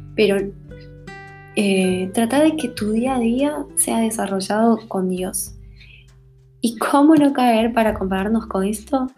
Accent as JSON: {"language": "Spanish", "country": "Bolivia", "said": "como decimos en Bolivia"}